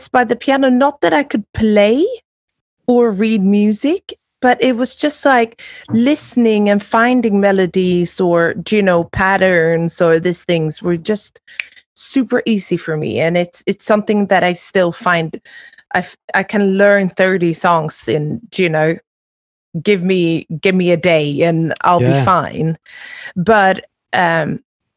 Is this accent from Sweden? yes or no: yes; Sweden; moved away as an adult; also born or lived in London / New York; growing up in Sweden